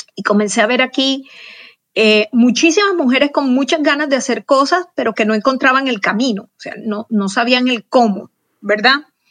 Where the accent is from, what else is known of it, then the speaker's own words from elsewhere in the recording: Barranquilla, Atlántico, Colombia; moved away as an adult; now in Houston, United States; yo nací en Barranquilla, Colombia, en, la costa caribe, pero mis padres eh, eran de pueblos más pequeños, entonces tuve como una infancia en la que me moví en muchos pueblos